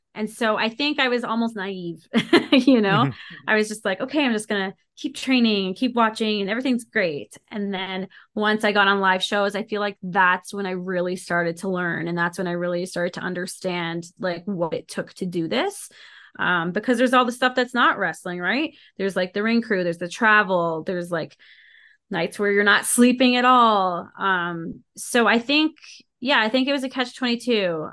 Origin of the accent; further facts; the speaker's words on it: Ottawa, Ontario, Canada; now in Calgary, Canada; I grew up in Ottawa and then I moved out to Calgary.